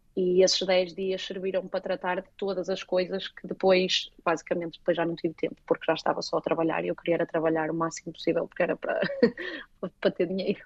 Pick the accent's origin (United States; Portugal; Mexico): Portugal; moved away as an adult; eu cresci em Portugal e vivi em Portugal